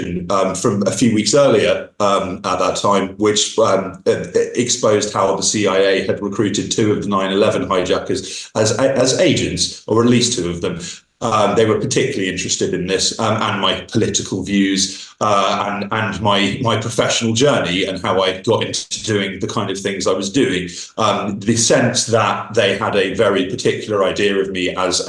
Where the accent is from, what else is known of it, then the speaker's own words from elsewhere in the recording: United Kingdom; moved away; I returned to my home country of Britain